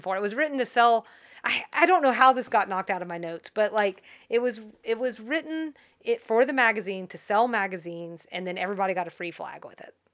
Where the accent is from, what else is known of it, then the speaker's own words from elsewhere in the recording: Georgia, United States; I'm from Georgia